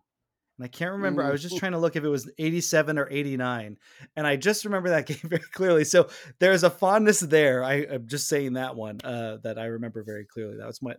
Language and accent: English; the Bay Area, California, United States; growing up in the Bay Area